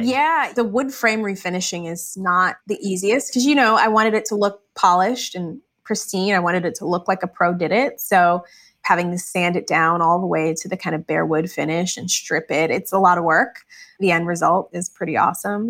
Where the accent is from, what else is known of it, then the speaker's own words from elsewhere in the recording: Michigan, United States; I grew up in Michigan